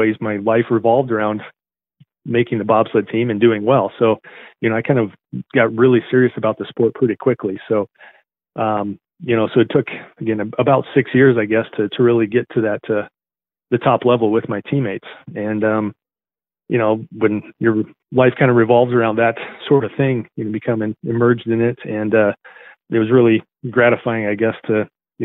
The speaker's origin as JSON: {"language": "English", "region": "central Nebraska", "country": "United States", "tie": "born or raised there", "said": "I grew up in central Nebraska"}